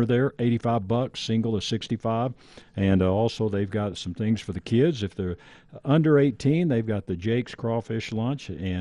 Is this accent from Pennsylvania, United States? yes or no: no; Texas, United States; now I'm from Texas.